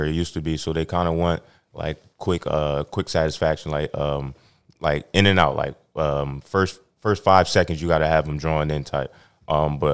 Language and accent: English; Camden, New Jersey, United States; growing up in Camden